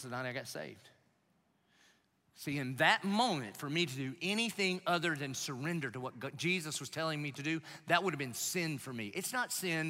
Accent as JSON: {"language": "English", "town": "Dillon", "country": "United States", "said": "I'm from Dillon."}